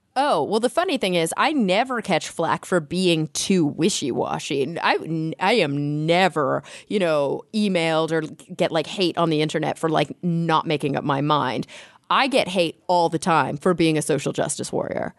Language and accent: English; Texas, United States; now in California, United States; I grew up in Texas